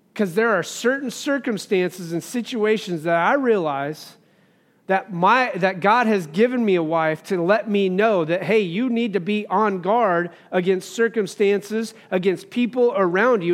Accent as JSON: {"language": "English", "region": "Wyoming", "country": "United States", "tie": "born or raised there", "said": "I grew up in Wyoming"}